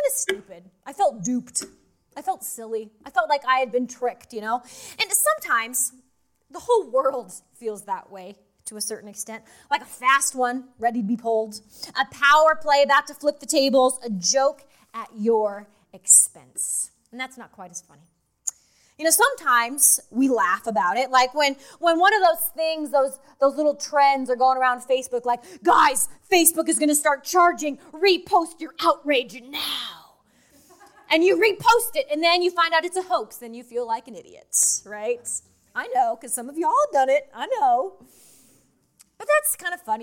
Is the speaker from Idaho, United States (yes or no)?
yes; Idaho, United States; I'm from Idaho